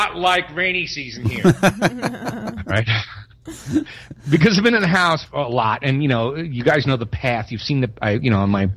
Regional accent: New York, United States; moved away; I'm from New York

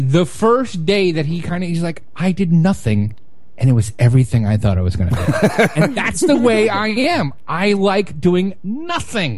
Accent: New York City, New York, United States; growing up in Brooklyn

